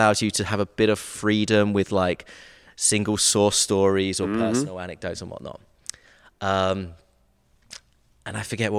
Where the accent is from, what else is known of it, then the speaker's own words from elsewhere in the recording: Brighton, South East England, United Kingdom; also born or lived in Nashville; now in Atlanta, United States; I'm from the south coast of England, Brighton.